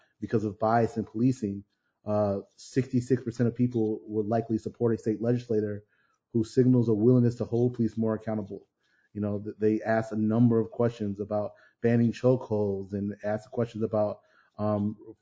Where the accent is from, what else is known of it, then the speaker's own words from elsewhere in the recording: Chicago, Illinois, United States; as a Black man growing up on the South Side and living here